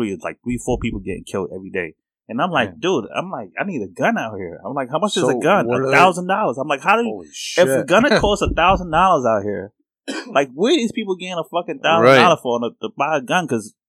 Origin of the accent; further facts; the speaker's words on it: New York, United States; Now I'm from New York, part of the hood.